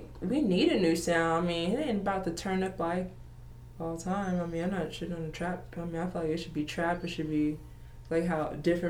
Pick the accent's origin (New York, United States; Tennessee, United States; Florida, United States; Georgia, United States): Georgia, United States; I'm visiting here from Georgia right now, so we just, you know, we chilling. You know, this is always home.